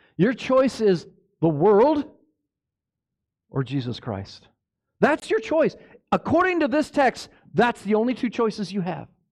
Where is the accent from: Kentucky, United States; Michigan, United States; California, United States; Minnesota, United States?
Minnesota, United States; I grew up in Minnesota, that's my, been my life